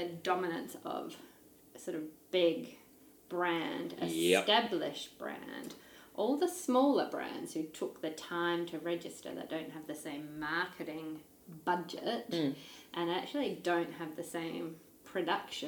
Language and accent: English; Australia; moved away as an adult; now in New Zealand; I grew up in Australia